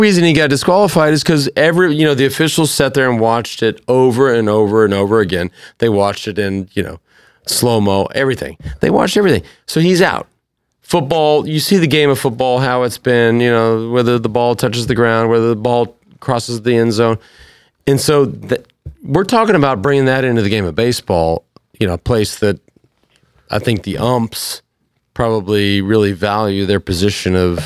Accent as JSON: {"language": "English", "town": "Dallas", "region": "Texas", "country": "United States", "tie": "born or raised there", "said": "I grew up in Dallas"}